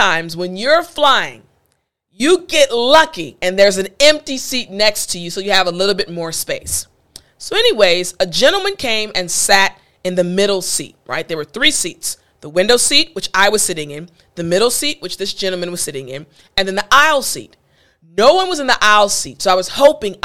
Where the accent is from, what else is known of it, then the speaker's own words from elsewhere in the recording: United States; I'm American